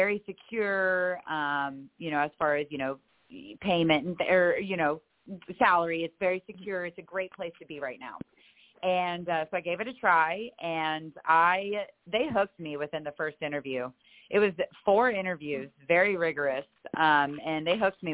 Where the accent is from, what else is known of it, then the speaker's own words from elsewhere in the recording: Pasadena, Texas, United States; also born or lived in College Station, Texas; I was actually born in Pasadena, Texas. Born and raised there